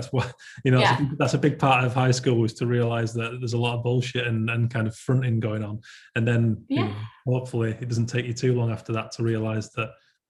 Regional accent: Yorkshire and the Humber, United Kingdom; And actually, me being a Yorkshireman and being in there was awesome

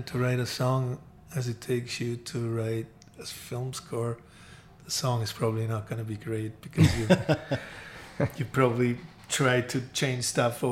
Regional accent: Austria; I'm from Austria, but we had like a record deal with BMG in Germany

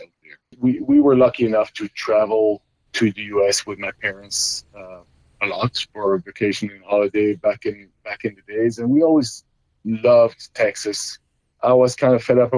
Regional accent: Belgium; moved away as an adult; now in United States; I was born and raised in Belgium, Europe

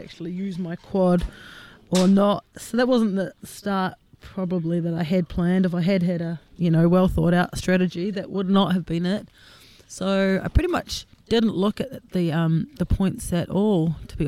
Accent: Wellington, New Zealand; I'm from Wellington, an accountant, 44 years old

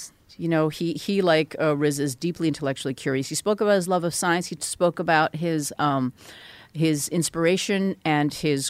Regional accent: Vancouver, British Columbia, Canada; born there; if you're asking where I was born in Vancouver. My parents are Korean.

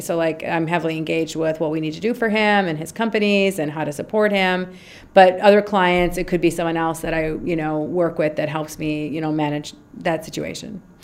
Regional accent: Minnesota, United States; moved away as an adult; now in Egypt; Born and raised in Minnesota, okay. undergrad, graduate degree, lived in Minnesota, moved to Minnesota uh, to Egypt when I was 27

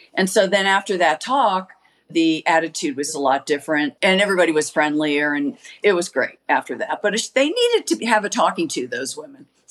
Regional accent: United States; I was from America

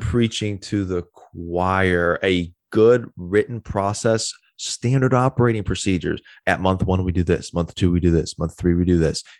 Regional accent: Wisconsin, United States; moved away as an adult; I'm originally from Wisconsin, got down here ten years ago, moved here as fast as I could

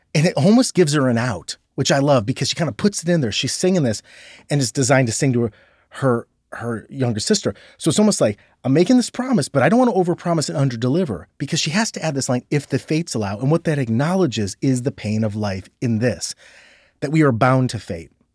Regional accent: Ohio, United States; I'm from Ohio

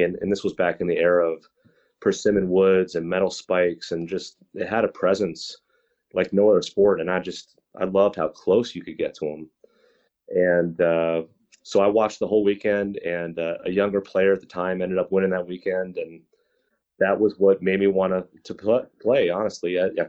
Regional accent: New Jersey, United States; I grew up playing baseball and hockey growing up in New Jersey

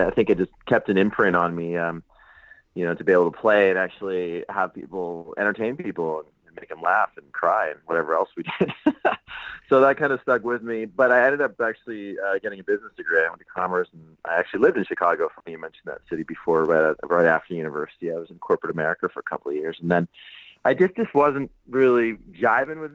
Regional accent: Saskatoon, Saskatchewan, Canada; I'm actually from a small town in the middle of Canada called Saskatoon

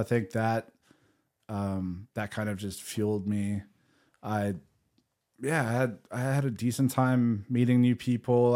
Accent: South Africa; moved away as an adult; also born or lived in England; growing up in South Africa

